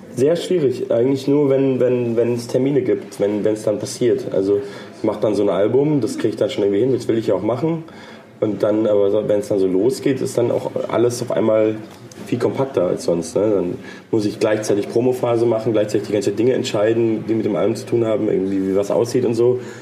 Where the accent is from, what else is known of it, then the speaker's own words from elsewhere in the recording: Munich, Bavaria, Germany; Ich komme aus München.